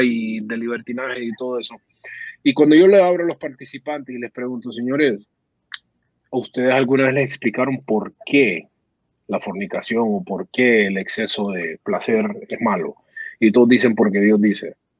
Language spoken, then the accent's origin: Spanish; Honduras; moved away; yo me fui hace años de Honduras